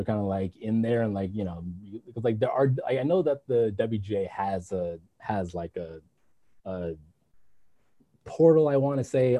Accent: Los Angeles, California, United States; There's seven of us who are born and raised from LA who are still here

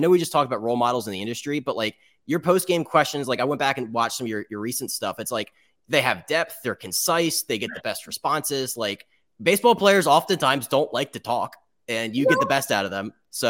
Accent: Maryland, United States; I'm from Maryland

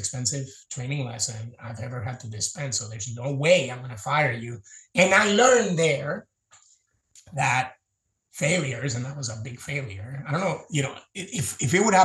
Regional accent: Puerto Rico; I grew up in Puerto Rico

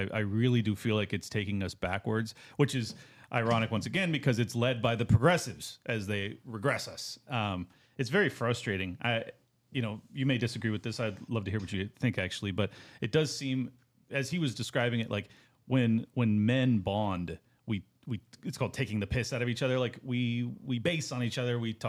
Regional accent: San Diego, California, United States; born there; I was born in San Diego, but I was raised by a New Yorker.

